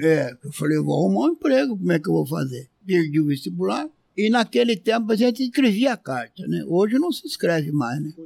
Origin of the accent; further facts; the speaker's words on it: Batatais, São Paulo, Brazil; eu sou do interior de São Paulo, de Batatais